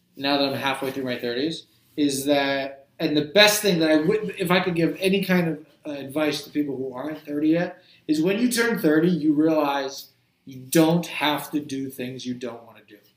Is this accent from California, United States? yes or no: no; New Jersey, United States; I grew up in Jersey, so there's a lot of fishing off the Jersey Shore